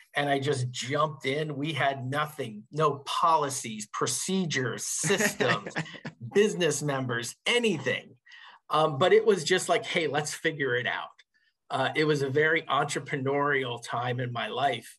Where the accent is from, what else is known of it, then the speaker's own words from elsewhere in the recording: Northeast Pennsylvania coal region, United States; also born or lived in suburbs of Philadelphia, Pennsylvania; I grew up in Northeast Pennsylvania in the coal region